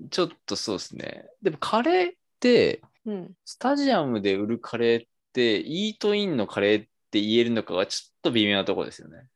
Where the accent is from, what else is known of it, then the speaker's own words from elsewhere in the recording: Kansai, Japan; accent: Kansai dialect; moved away as an adult; now in Tokyo, Japan; 僕ももともと関西出身で、はい、まあ、東京の関東の方にやってきて